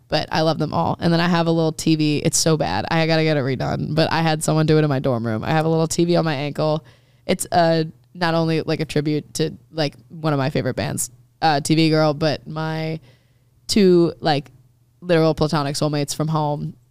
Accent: Maryland, United States; I just grew up listening to country 'cause I'm from Maryland, which is, like, technically the South

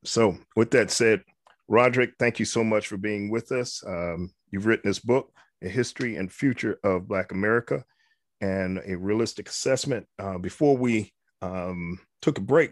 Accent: New York, United States; moved away as an adult; now in South Carolina, United States; I'm a kid from New York

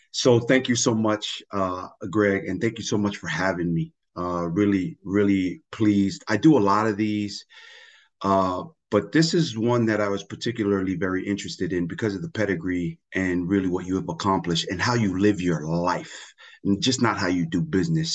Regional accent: Tonga; English is a second language; now in United States; I really do see myself as an American that comes from the island of Tonga

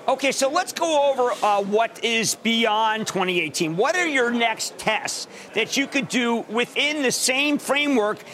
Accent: Pennsylvania, United States; my home state of Pennsylvania

